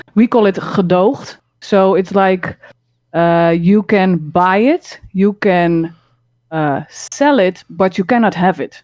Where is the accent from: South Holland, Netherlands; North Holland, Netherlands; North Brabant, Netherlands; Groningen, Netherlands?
South Holland, Netherlands; Rotterdam; now in Utrecht, Netherlands; I was born in Rotterdam.